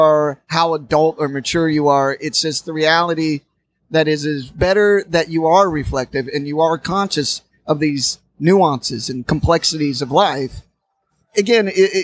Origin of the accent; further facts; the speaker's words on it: Indiana, United States; now in New York, United States; I'm from Indiana, from a college town